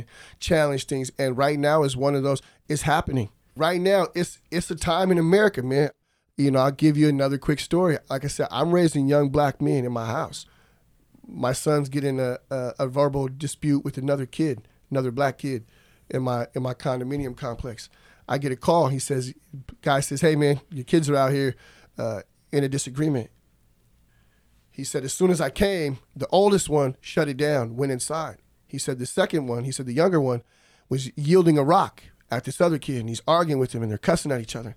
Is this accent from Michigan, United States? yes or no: no; Alaska, United States; moved away as an adult; also born or lived in Oregon; I did leave from Alaska and I went off to college in Oregon